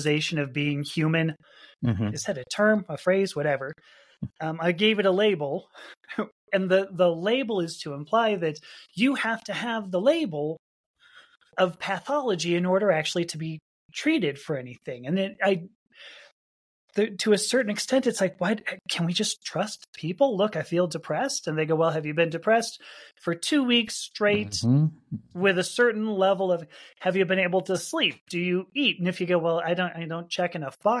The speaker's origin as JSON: {"language": "English", "town": "Los Angeles", "region": "California", "country": "United States", "tie": "born or raised there", "said": "I grew up in Los Angeles"}